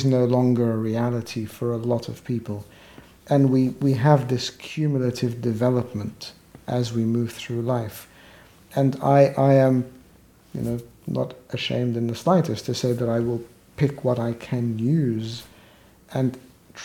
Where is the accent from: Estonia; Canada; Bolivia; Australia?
Australia; moved away as an adult; also born or lived in Egypt / United Kingdom; now in London, United Kingdom; I was born in Egypt, and we migrated as a family to Australia, where I lived all my childhood, adolescent life, my early adult years